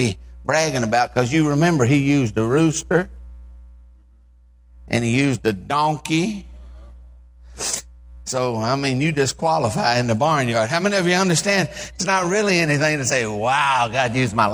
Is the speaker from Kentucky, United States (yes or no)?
yes; Eastern Kentucky, United States; we're from Eastern Kentucky